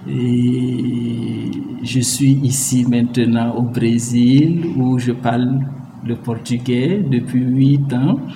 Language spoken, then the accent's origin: French; Burkina Faso; moved away as an adult; also born or lived in Mali; now in Brazil; Je suis burkinabé, j'appartiens à la communauté Mouaga et l'adjectif au, singulier c'est Moaga, euh, la communauté au pluriel euh, c'est Mosé.